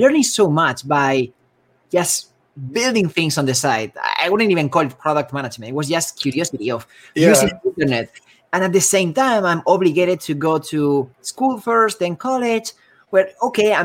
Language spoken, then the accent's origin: English; Spain; moved away as an adult; also born or lived in Bay Area, United States; now in San Francisco Bay Area, United States; I'm originally from Spain.